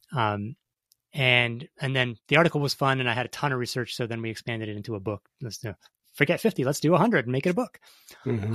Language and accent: English; Toronto, Ontario, Canada; growing up in Canada, you know, I grew up in uh, Toronto, in a city of four million